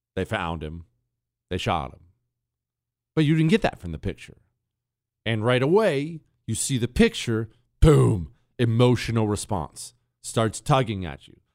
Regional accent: Bozeman, Montana, United States; moved away; In Montana, where I grew up in Bozeman

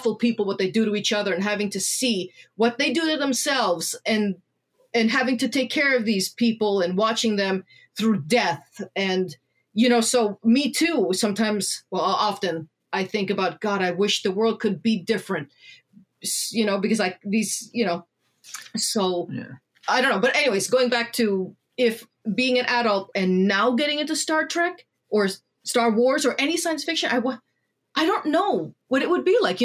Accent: Canada; us as children of immigrant parents in Canada

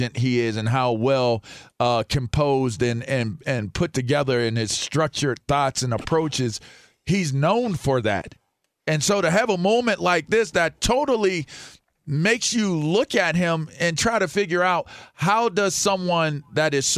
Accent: Pittsburgh, Pennsylvania, United States; the community that I grew up in Pittsburgh

